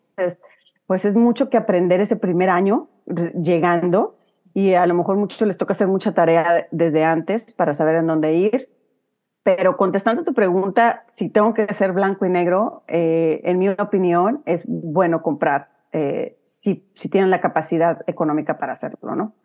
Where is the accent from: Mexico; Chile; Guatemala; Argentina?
Mexico; Huasteca; accent: huasteco; moved away as an adult; now in United States; sigo con mi acento huasteco